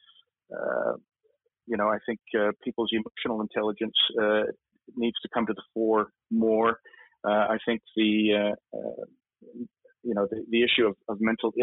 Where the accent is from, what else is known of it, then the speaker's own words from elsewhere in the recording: Canada; now in United Kingdom; Me being Canadian